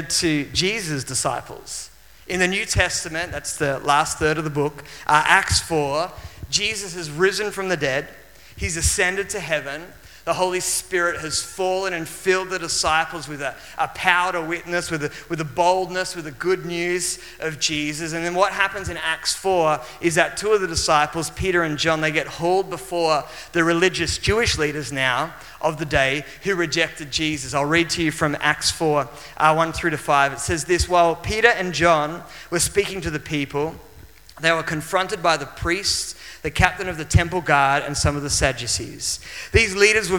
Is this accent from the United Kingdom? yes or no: no; Maitland, New South Wales, Australia; I traveled from my hometown, which was Maitland, which is in the Hunter Valley of New South Wales